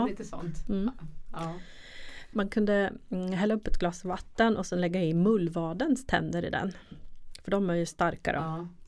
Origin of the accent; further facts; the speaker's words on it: Östergötland, Sweden; accent: Östgötska; Speciellt på min östgötska också då